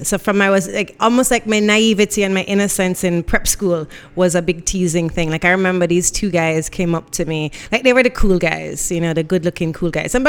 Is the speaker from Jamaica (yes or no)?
yes; Jamaica; also born or lived in Miami, United States / Guelph, Canada; Born in Miami, but there's no parts of me that's not Jamaican. You know, went to school all my life out here